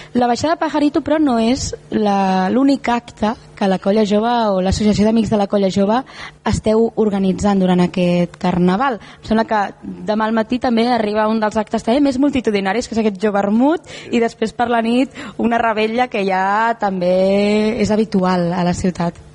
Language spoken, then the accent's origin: Catalan; Tarragona, Catalonia, Spain; els que som de Tarragona